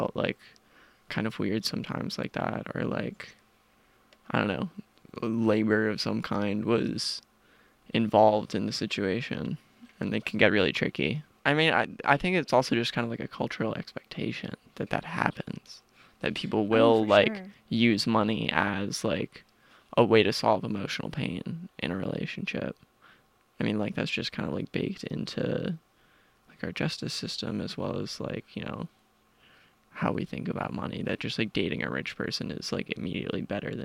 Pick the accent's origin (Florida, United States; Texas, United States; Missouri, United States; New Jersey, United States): New Jersey, United States; South Orange; I'm from South Orange, New Jersey, which is like a small suburban commuter town in northern Jersey, right outside of Newark.